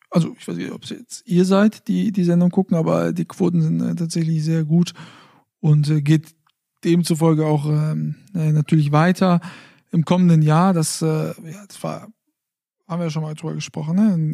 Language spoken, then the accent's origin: German; Fulda, Hesse, Germany; hatten ja eigentlich ein Sofa bestellt, dann äh, äh, auch noch in meiner Heimatstadt Fulda.